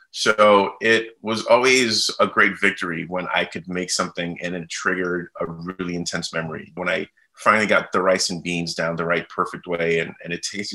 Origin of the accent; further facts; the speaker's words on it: New York City, New York, United States; also born or lived in Brooklyn, New York; I grew up born in Brooklyn, raised in Queens. Right after I was born, my parents moved to Queens, where we lived for many, many, many years, many decades. Catholic school, very Haitian household upbringing, very big Haitian community with a lot of families of immigrants and immigrant families.